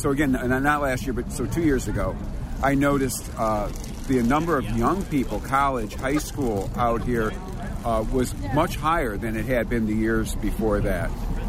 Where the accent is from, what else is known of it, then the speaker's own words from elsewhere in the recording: Cleveland, Ohio, United States; now in Hyattsville, United States; I'm from Cleveland, Ohio originally